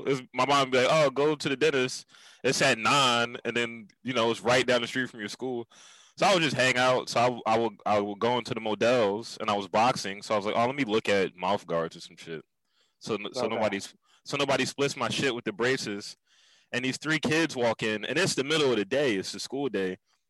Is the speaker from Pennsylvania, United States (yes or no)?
yes; Philadelphia, Pennsylvania, United States; I'm in Philly, bro.